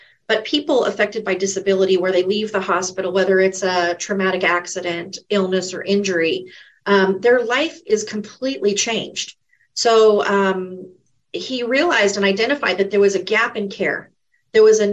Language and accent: English; San Bernardino, California, United States; born or raised there; also born or lived in Fontana, California; now in Redlands, United States